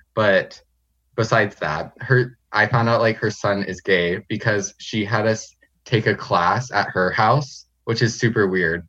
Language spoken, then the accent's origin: English; Medford, Oregon, United States; moved away as an adult; also born or lived in Fresno, California / North Bend, Washington; now in Nampa, United States; I was born in Fresno, California, but I've lived in Medford, Oregon for, like, most of my life